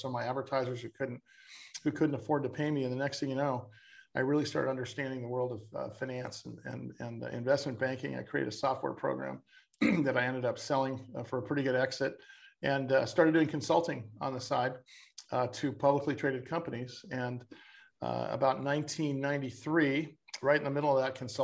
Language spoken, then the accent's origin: English; San Diego, California, United States; I was born and raised in San Diego